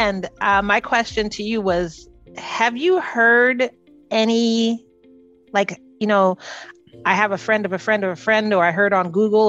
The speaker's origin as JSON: {"language": "English", "region": "the South", "country": "United States", "tie": "born or raised there", "said": "I was raised in the South"}